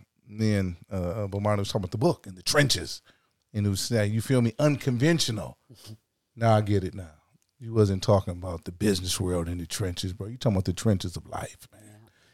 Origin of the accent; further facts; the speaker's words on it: South Carolina, United States; Yeah, I come from South Carolina.